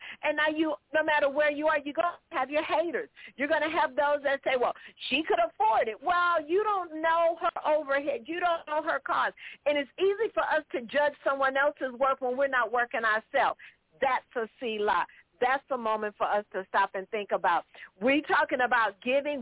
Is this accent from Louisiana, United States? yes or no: no; Los Angeles, California, United States; I'm from South Central LA, so I wasn't born on no farm